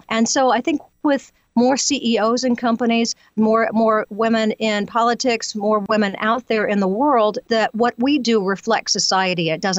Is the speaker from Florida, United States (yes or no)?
no; Louisiana, United States; accent: Southern; now in California, United States; I moved to California from Louisiana, so it was a bit of a struggle to get rid of my Southern accent during the time because people were just making fun of me.